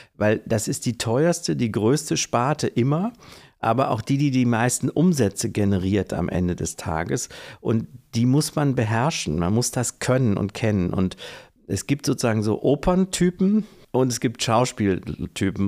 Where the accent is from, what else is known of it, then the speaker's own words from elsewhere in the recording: Kassel, Hesse, Germany; moved away as an adult; now in Oldenburg, Germany; in meiner Heimatstadt in Kassel